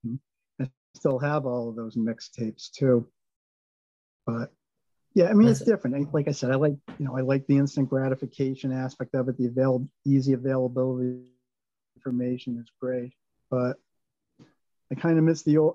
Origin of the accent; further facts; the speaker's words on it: Swampscott, Massachusetts, United States; also born or lived in Lynn / Boston; now in Peabody, United States; I grew up in Swampscott, and I after I graduated from college, I lived in Lynn for 14 years and then Peabody since '97